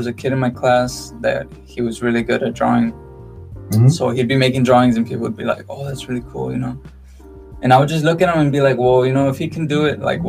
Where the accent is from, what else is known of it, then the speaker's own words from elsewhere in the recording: Edinburg, Texas, United States; also born or lived in Mexico; Well, I live in Edinburgh, Texas, mm-hmm. but I was born in Mexico.